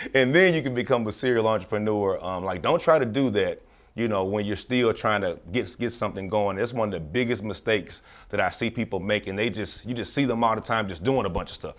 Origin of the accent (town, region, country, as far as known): Memphis, Tennessee, United States; born or raised there; moved away as an adult